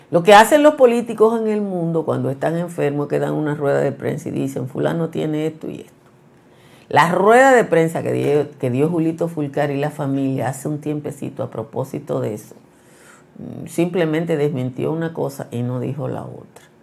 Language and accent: Spanish; Nizao, Peravia, Dominican Republic; y yo, que soy de Nizao, eh, tenemos amigos comunes.